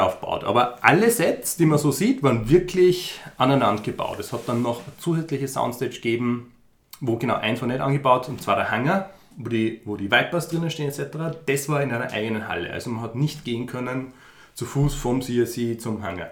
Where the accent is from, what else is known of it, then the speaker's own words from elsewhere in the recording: Upper Austria, Austria; moved away as an adult; now in Vienna, Austria; ich komme ursprünglich aus Oberösterreich, lebe aber schon seit 15 Jahren knapp in Wien